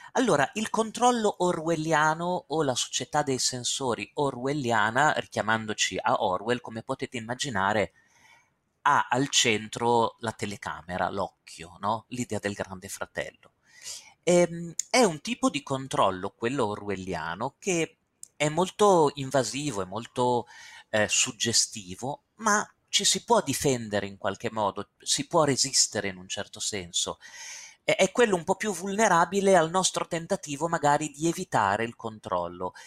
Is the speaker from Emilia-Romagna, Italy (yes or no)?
yes; Castelfranco Emilia, Emilia-Romagna, Italy; moved away; Io sono di Castelfranco Emilia, il mio paese natale Castelfranco Emilia, dove ho vissuto per 33 anni